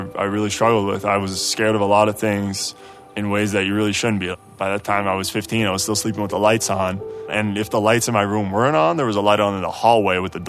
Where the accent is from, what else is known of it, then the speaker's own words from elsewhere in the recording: Amsterdam, North Holland, Netherlands; moved away; Born and raised in Amsterdam, two amazing parents, Peter and Martina